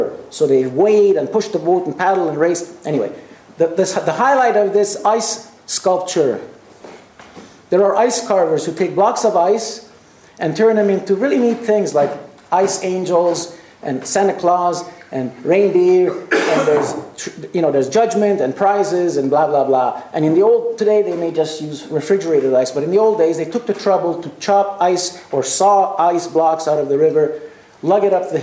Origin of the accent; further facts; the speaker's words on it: Canada; also born or lived in Quebec; I come from Canada, a very cold country